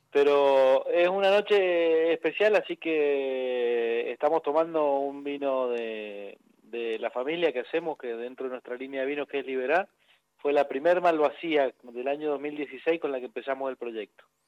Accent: Mendoza, Argentina; Los mendocinos todos tenemos que ver algo con el vino

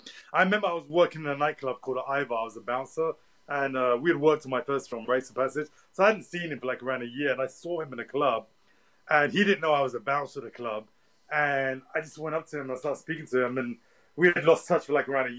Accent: London, United Kingdom; growing up in Tottenham

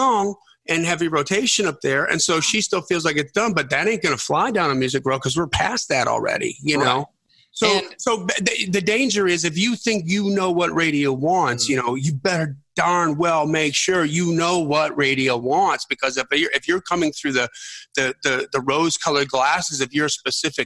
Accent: Milwaukee, Wisconsin, United States; we grew up in the Milwaukee radio market

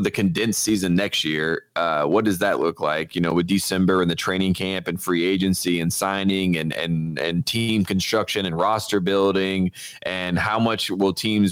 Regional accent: North Carolina, United States; now in Los Angeles, United States; I'm from North Carolina

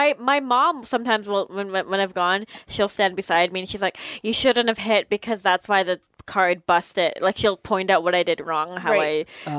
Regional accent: Canada; moved away; I grew up in Canada.

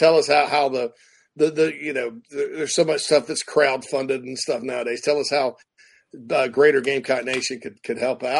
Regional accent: South Carolina, United States; it's my home state

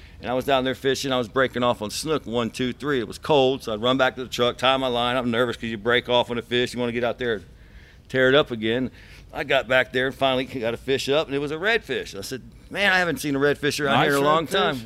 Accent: Miami, Florida, United States; I was born in Florida, Miami, and I've lived here my whole life

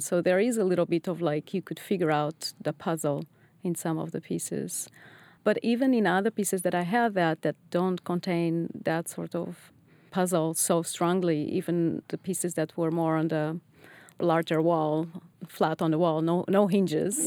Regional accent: Lisbon, Portugal; moved away as an adult; also born or lived in Netherlands / England; now in Boston, United States; I was born in Lisbon, and after my undergrads, I decided to move to Holland

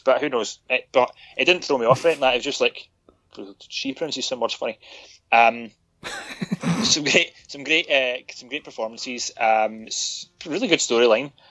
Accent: United Kingdom; we're British

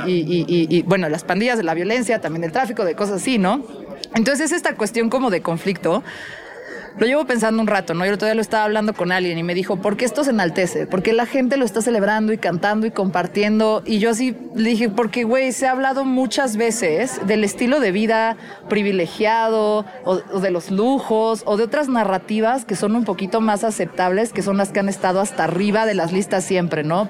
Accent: Mexico City, Mexico; soy de la Ciudad de México

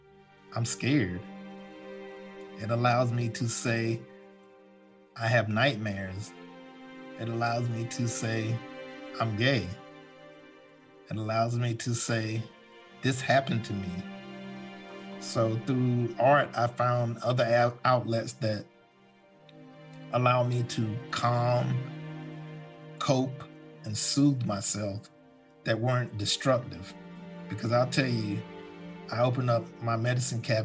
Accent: Washington, North Carolina, United States; moved away; also born or lived in New York City; I was born in a small coastal town in eastern North Carolina called Washington, North Carolina

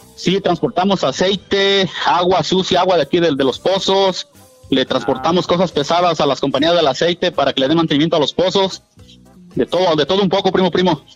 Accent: Puebla, Mexico; Yo soy originario de Puebla

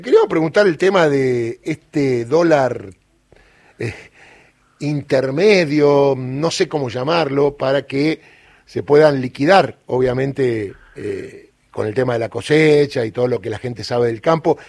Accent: Córdoba, Argentina; Córdoba, mi provincia natal

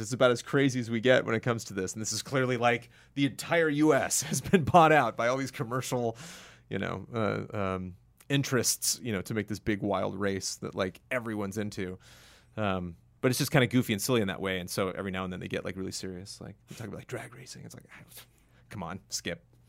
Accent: California, United States; as a Californian

